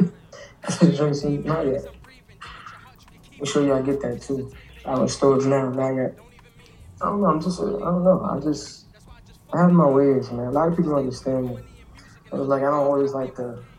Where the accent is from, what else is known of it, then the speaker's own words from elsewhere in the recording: New York City, New York, United States; I'm from Brooklyn